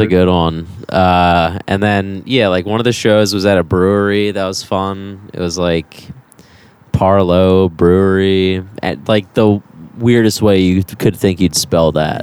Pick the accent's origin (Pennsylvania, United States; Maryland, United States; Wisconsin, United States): Maryland, United States; Baltimore; moved away; I'm from Baltimore.